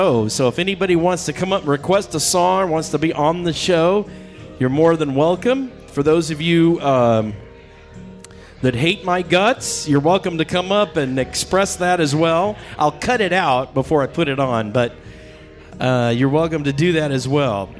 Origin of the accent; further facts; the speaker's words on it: San Diego, California, United States; I grew up in San Diego. It's my hometown